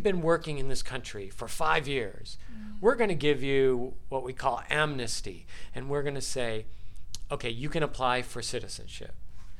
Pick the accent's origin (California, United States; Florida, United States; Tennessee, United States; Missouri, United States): Florida, United States; Yeah, I'm from Florida.